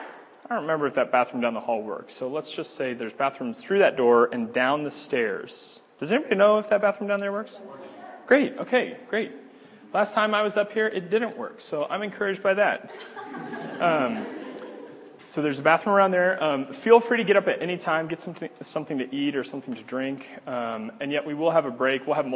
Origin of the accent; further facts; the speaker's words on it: Omaha, Nebraska, United States; moved away; I'm from Omaha, Nebraska. I went to the University of Nebraska